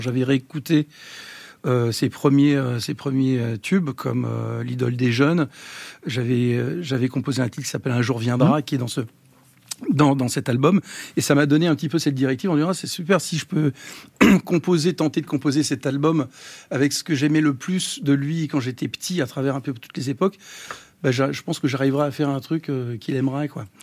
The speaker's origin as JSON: {"language": "French", "town": "Los Angeles", "region": "California", "country": "United States", "tie": "born or raised there", "moved": "yes", "said": "j'ai grandi aux États-Unis, j'ai appris la musique euh, là-bas."}